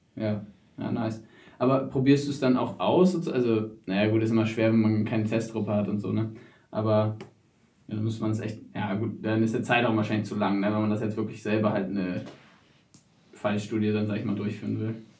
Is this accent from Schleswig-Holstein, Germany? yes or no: yes; Wedel, Schleswig-Holstein, Germany; ich komme aus Wedel